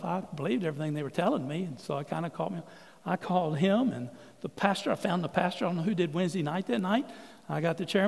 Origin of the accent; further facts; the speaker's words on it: Port Arthur, Texas, United States; moved away as an adult; also born or lived in Greenville, Texas; now in Fort Worth, United States; I'm from Port Arthur